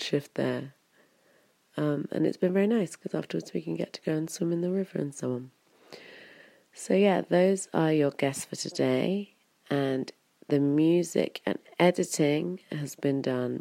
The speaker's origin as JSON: {"language": "English", "area": "Wiltshire", "region": "South West England", "country": "United Kingdom", "tie": "born or raised there", "also_born_or_lived": "London / Berlin", "moved": "as an adult", "said": "It's a very small town that I come from. Well, it's actually in town size, it's not that small. It's 10,000, I think. But it's very kind of rural and very English in Wiltshire."}